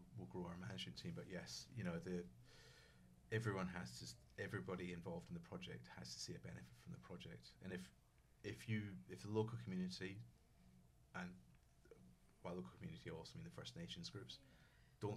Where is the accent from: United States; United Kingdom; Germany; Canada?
United Kingdom; Scotland; I'm from Scotland